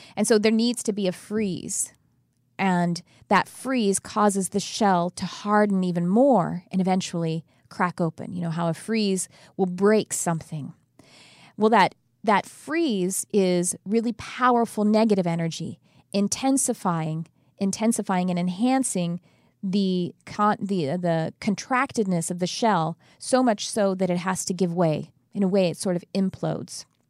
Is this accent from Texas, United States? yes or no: yes; Texas, United States; now in California, United States; I'm from Texas, but I've been in California a very long time